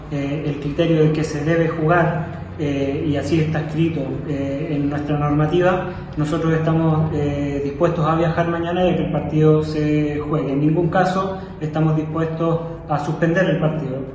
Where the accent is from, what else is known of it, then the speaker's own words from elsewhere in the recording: Italy; Como italiano, lamentamos mucho la situación que está viviendo Colo Colo